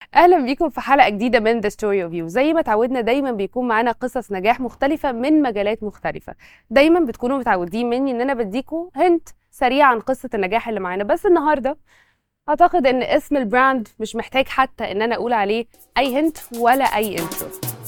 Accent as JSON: {"language": "Arabic", "country": "Egypt", "said": "عندنا في مصر"}